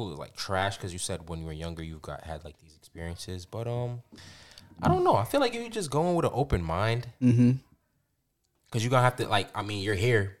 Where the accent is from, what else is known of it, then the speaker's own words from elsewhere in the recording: New York, United States; But we're New Yorkers saying that.